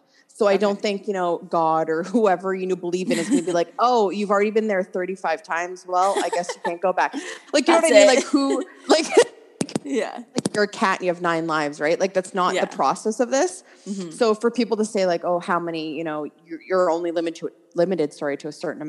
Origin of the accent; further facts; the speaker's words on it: Stratford, Ontario, Canada; So I'm from Stratford, as we talked about before.